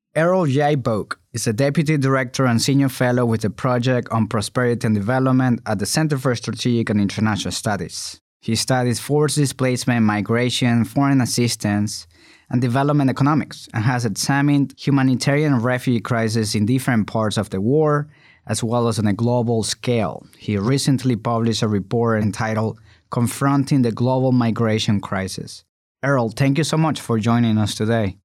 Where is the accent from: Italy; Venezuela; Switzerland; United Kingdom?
Venezuela; moved away as an adult; now in United States; I was born and raised in Venezuela. I left the country in two thousand twelve to pursue better opportunities and a safer life in the United States.